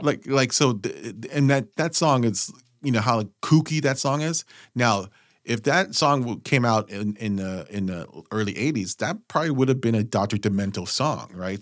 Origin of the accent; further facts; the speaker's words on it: West Coast, United States; we're from the West Coast